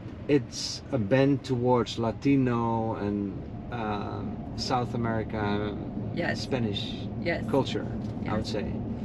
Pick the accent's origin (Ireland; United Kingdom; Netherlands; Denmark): Netherlands; now in Naples, United States; I'm from the Netherlands